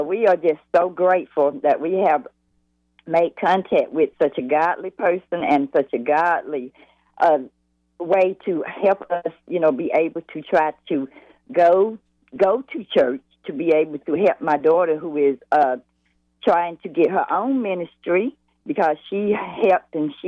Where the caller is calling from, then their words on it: Lawndale, North Carolina, United States; I'm calling in from Lawndale, North Carolina. That's about an hour away from Charlotte.